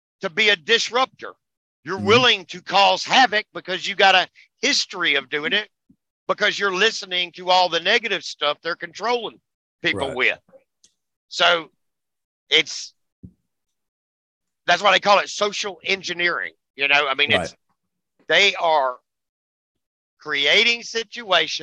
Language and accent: English; United States; we're American